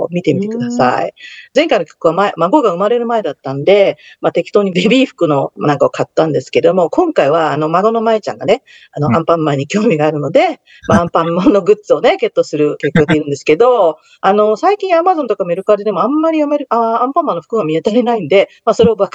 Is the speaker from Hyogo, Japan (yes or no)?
no; Tokyo, Japan; moved away as an adult; now in United States; 私が下北出身なんですけど